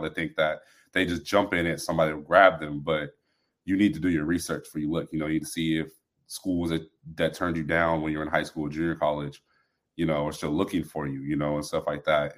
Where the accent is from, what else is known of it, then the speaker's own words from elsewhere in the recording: Moreno Valley, California, United States; we're both from Reno Valley, California